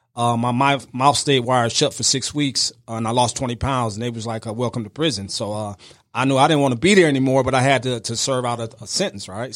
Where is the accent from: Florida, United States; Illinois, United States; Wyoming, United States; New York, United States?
Illinois, United States; outside Chicago; I grew up right outside of Chicago, about ninety miles outside Chicago